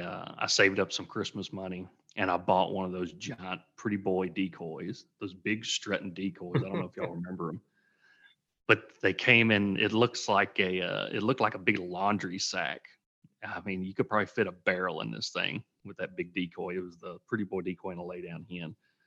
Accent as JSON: {"language": "English", "region": "Tennessee", "country": "United States", "tie": "born or raised there", "said": "Yeah, I am from Tennessee, grew up there."}